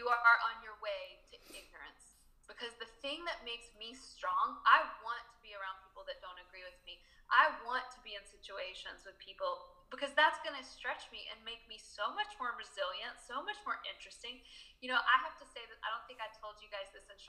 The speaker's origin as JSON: {"language": "English", "town": "Charlottesville", "region": "Virginia", "country": "United States", "tie": "born or raised there", "also_born_or_lived": "Spain / San Francisco", "moved": "as an adult", "said": "my hometown in Charlottesville"}